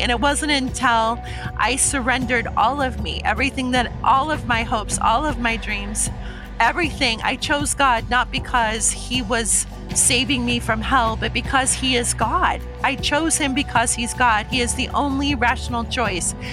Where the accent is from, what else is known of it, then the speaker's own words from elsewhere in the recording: Omaha, Nebraska, United States; now in Puyallup, United States; I grew up in Omaha, Nebraska